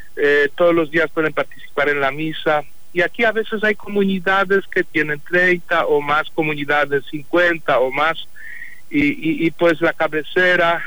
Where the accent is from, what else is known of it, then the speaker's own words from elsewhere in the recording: Poland; Spanish is a second language; moved away as an adult; en mi país, en Polonia